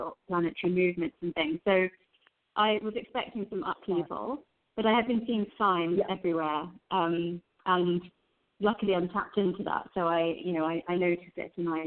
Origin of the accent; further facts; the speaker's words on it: London, United Kingdom; I grew up in London in the UK with first-generation immigrant Indian parents